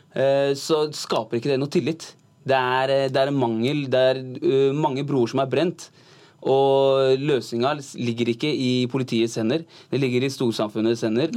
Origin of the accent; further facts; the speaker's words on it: Oslo, Norway; jeg har vokst opp på Søndre Nordsjøen